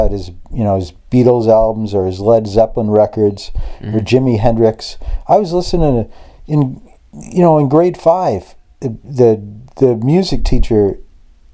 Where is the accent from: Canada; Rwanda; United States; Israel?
Canada; Niagara Falls, Ontario; Chippewa, it was such a great place to grow up as a kid